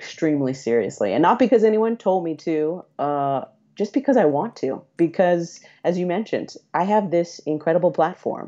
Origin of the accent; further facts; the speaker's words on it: Central Valley, California, United States; now in San Francisco, United States; I'm from the Central Valley in California, which is a pretty conservative and pretty religious area of the state